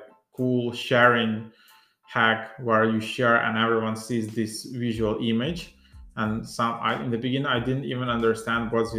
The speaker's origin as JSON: {"language": "English", "country": "Ukraine", "second_language": "English", "said": "I'm not a native English speaker. I'm from Ukraine, so for me, speaking in English is not that easy"}